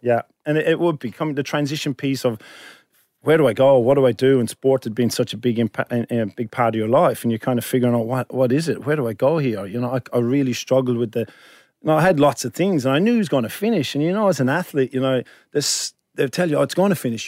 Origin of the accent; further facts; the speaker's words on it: Ireland; now in Sydney, Australia; I'm Irish